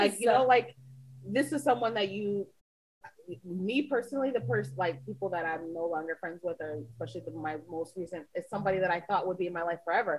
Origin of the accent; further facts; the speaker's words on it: Old Forge, Pennsylvania, United States; I grew up in Old Forge